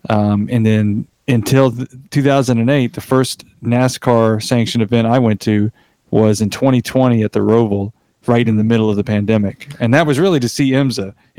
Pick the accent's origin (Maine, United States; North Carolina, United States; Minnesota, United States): North Carolina, United States; we grew up in mostly in Wilkes County. So, of course, you have North Wilkesboro Speedway.